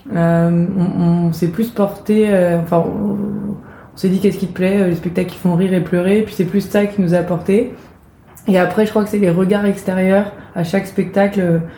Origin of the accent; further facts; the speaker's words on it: Brittany, France; moved away; also born or lived in Rennes; je suis bretonne et comme tout bon breton j'aime bien le dire